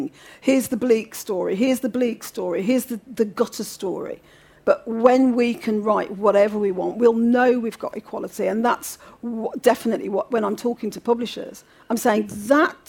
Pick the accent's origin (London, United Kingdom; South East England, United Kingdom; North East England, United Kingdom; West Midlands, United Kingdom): West Midlands, United Kingdom; Birmingham; accent: Brummie; my accent, I've got a Brummie accent